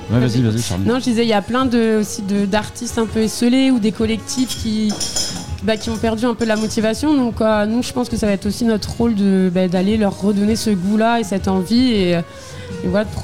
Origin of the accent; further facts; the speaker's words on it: Morlaix, Brittany, France; Euh, ouais, ouais, parce que je suis de Morlaix de base. Et après, c'est vrai que je connais pas mal Morlaix